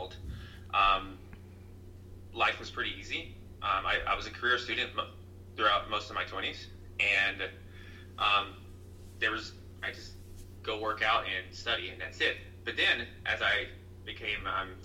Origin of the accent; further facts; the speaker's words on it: Tennessee, United States; also born or lived in New York; I'm from Tennessee, and Tennessee is fairly conservative compared to New York.